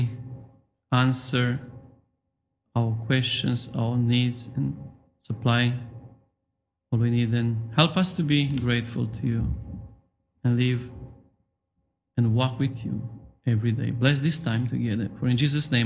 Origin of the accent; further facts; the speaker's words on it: Romania; English is a second language; moved away as an adult; now in England, United Kingdom; in Romania, to be honest with you, we don't have such custom